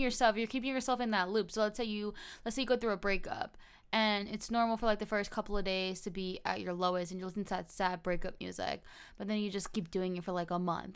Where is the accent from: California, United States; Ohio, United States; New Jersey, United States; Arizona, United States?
New Jersey, United States; now in Florida, United States; I grew up in New Jersey and I currently reside in Florida